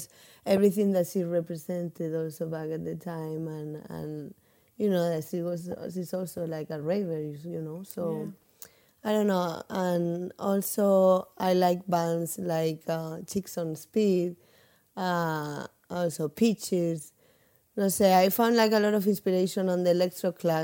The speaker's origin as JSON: {"language": "English", "town": "Murcia", "region": "Region of Murcia", "country": "Spain", "also_born_or_lived": "Milan", "moved": "as an adult", "said": "that's where I'm from."}